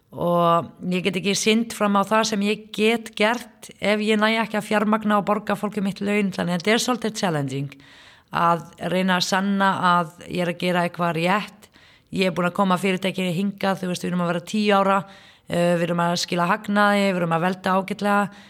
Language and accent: Icelandic; Palestine; Icelandic is a second language; moved away as an adult; now in Iceland; ég kem frá Palestínu fer í, í háskólanum hérna á Íslandi en þú veist, er, fór ekki grunnskóla